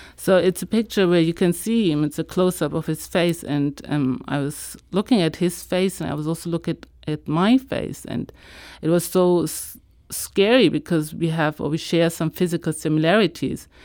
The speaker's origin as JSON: {"language": "English", "region": "Hamburg", "country": "Germany", "tie": "born or raised there", "also_born_or_lived": "Israel", "said": "I one day went into a public library in my hometown. I live in Germany, in the north, in Hamburg"}